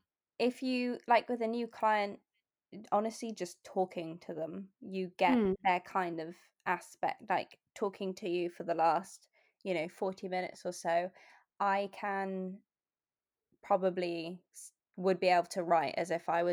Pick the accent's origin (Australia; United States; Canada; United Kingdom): United Kingdom; England; And I think probably that's more sort of growing up in England, because Hoover, I think, is a British company.